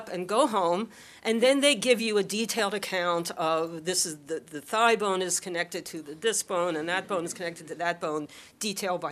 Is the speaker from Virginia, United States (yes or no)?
no; Philadelphia, Pennsylvania, United States; Growing up in Philadelphia